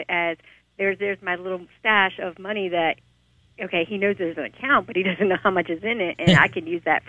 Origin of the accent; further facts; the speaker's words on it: California, United States; now in Milford, United States; I'm originally from California. I'm not from Delaware.